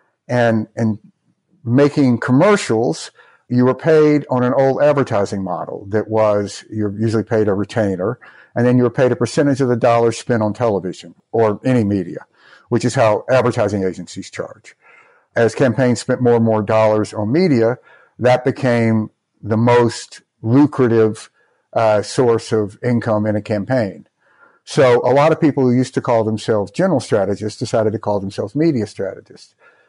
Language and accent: English; Mississippi, United States; I grew up in Mississippi